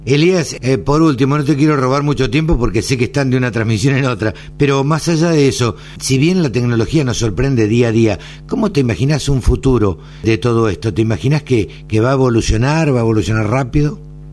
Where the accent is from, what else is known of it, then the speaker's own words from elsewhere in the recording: Maipú, Buenos Aires Province, Argentina; en Maipú, en mi pueblo